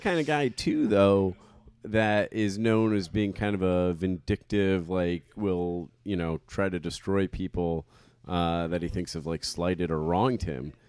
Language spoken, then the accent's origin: English; Trumbull, Connecticut, United States; my hometown of Trumbull, Connecticut